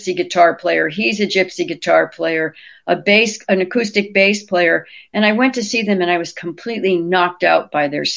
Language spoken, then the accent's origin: English; New York, United States; now in New Orleans, United States; I'm from New York.